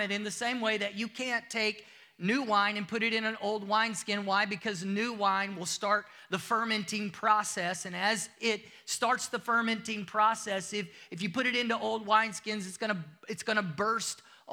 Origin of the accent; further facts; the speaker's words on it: United States; moved away; if you can't tell from my accent, I'm from the United States